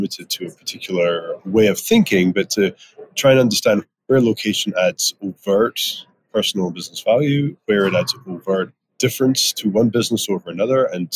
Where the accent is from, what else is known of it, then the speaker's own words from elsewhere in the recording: Edinburgh, Scotland, United Kingdom; moved away as an adult; also born or lived in Aberdeen; now in Prince George, Canada; I grew up in Edinburgh, studied in Aberdeen